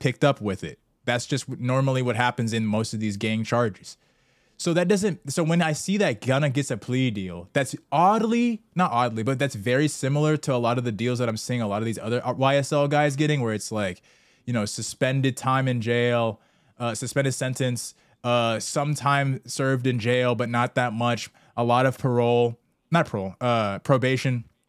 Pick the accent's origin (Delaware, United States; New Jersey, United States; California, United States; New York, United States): California, United States; Southern; We're both from SoCal suburbs